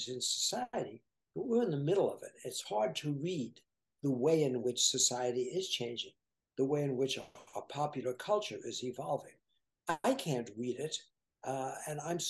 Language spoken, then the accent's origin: English; Martha's Vineyard, Massachusetts, United States; I am really from Martha's Vineyard. That's where my family is. And we've owned homes there.